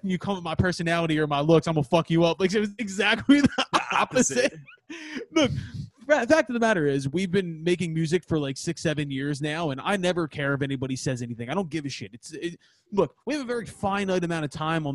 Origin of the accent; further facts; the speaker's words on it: Philadelphia, Pennsylvania, United States; we're from Northeast Philly